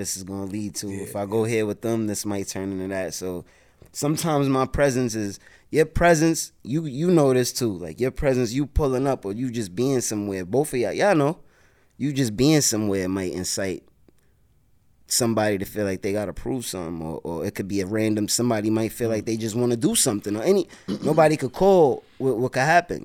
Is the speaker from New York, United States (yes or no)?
yes; New York City, New York, United States; I'm from the South Bronx, 174th Street, Vice, 2 and 5 line, 36 bus used to be there